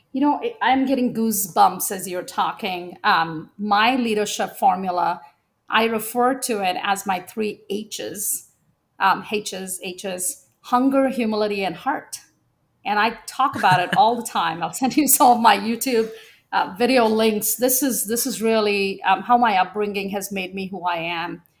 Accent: India; moved away; I was born in India, at a time when having a second daughter was not seen as broadly desired

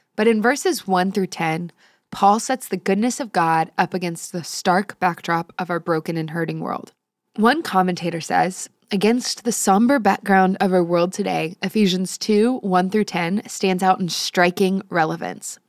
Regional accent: San Antonio, Texas, United States; I grew up in San Antonio

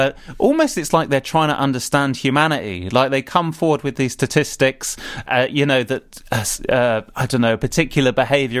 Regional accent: United Kingdom; I'm British

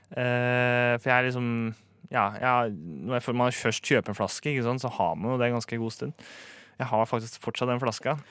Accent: Romerike, Akershus, Norway; jeg er fra Romerike

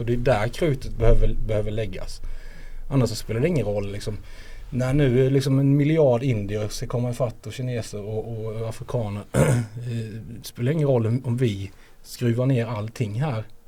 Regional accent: Småland, Sweden; now in Skåne, Sweden; det är hemma i Småland

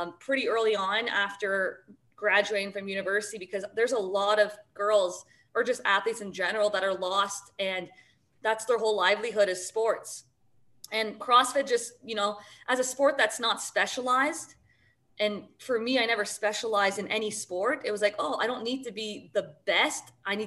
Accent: Sarnia, Ontario, Canada; moved away as an adult; also born or lived in Madison, Wisconsin / Montreal; now in Toronto, Canada; we grew up in Ontario, like the five girls.

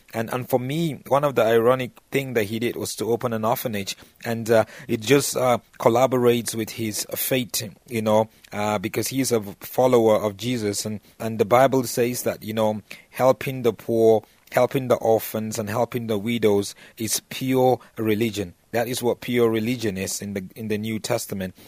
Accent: Jos, Plateau, Nigeria; the team from my hometown in just Nigeria, Plateau United

